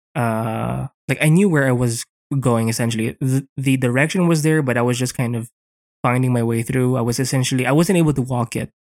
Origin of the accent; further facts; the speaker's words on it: Philippines; here in the Philippines, 'cause I'm Filipino